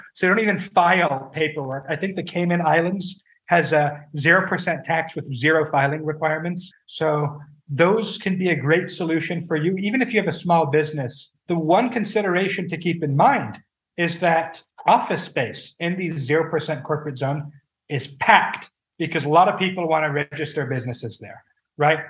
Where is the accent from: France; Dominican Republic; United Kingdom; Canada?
France; my home country, France